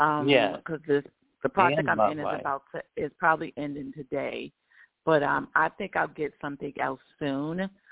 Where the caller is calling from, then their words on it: Georgia, United States; I'm still in Georgia.